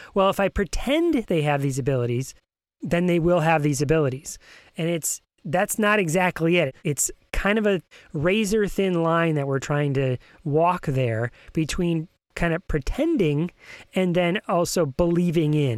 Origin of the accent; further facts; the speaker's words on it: New York, United States; now in Virginia, United States; I'm originally from New York